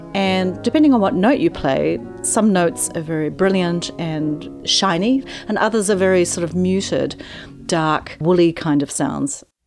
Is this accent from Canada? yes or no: no; New Zealand; now in Oregon, United States; I'm originally from New Zealand